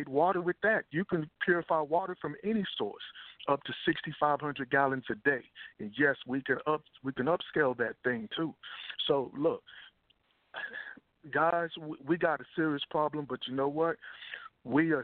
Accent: Texas, United States; also born or lived in Dallas; I grew up in Texas

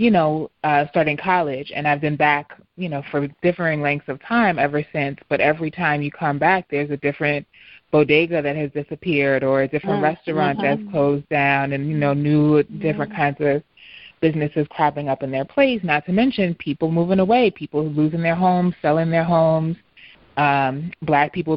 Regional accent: New York City, New York, United States; moved away as an adult; now in Philadelphia, United States; your birthplace change and even disappear. You know, parts of Harlem have disappeared

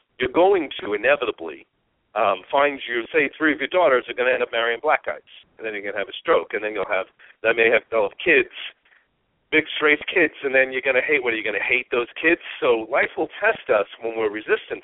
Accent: Long Island, New York, United States; moved away as an adult; now in Phoenix, United States; I grew up on Long Island

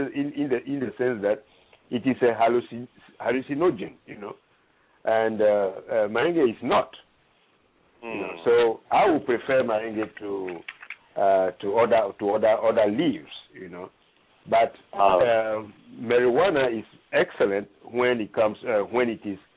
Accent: Ghana; moved away; I'm originally from Ghana

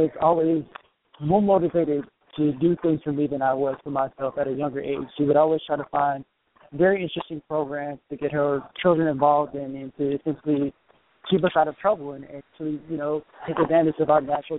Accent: Chicago, Illinois, United States; now in Los Angeles, United States; I'm from Chicago

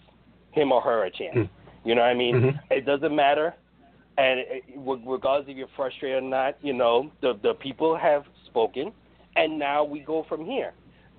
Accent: New York City, New York, United States; I'm from New York City

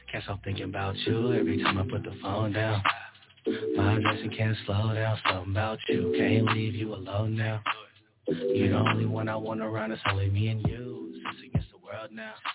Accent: Bay Area, California, United States; now in Southern California, United States; I'm from the Bay Area.

